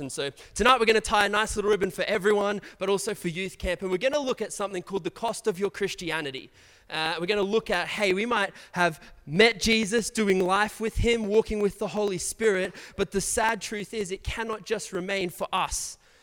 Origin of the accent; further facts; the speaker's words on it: Brisbane, Queensland, Australia; I grew up in the south side of Brisbane